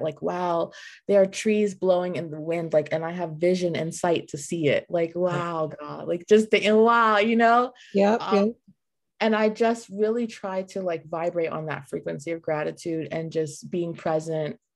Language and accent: English; New York City, New York, United States; moved away as an adult; now in South Florida, United States; I'm originally from New York City, born and raised, lived my whole life